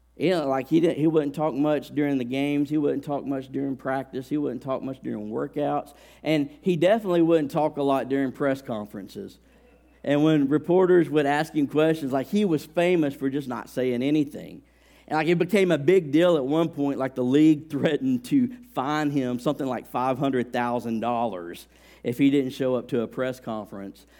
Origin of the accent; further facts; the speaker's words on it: Alabama, United States; I grew up in Alabama